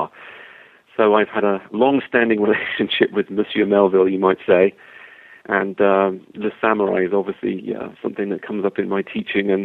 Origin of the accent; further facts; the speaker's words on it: England, United Kingdom; moved away as an adult; also born or lived in Wisconsin, United States; now in Wilmington, United States; I am from England originally